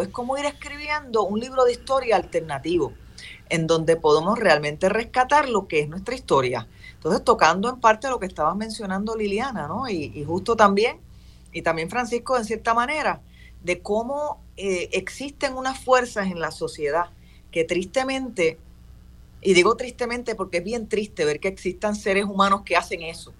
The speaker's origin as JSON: {"language": "Spanish", "country": "Puerto Rico", "said": "yo soy puertorriqueño"}